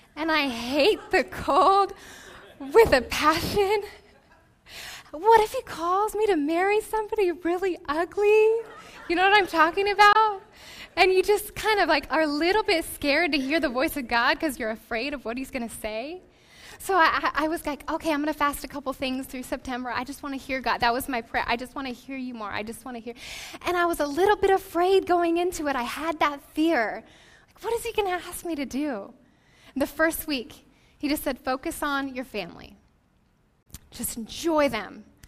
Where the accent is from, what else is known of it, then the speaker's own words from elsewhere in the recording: Portland, Oregon, United States; moved away as an adult; also born or lived in Las Vegas, Nevada; now in San Diego, United States; we were uh, born and raised in Portland, Oregon